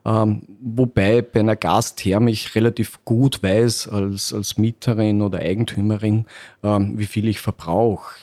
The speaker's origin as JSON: {"language": "German", "region": "Upper Austria", "country": "Austria", "moved": "as an adult", "lives_now": "Vienna, Austria", "said": "Ich komme aus Oberösterreich. Äh, irgendwann hat mich das Studium nach Wien verschlagen"}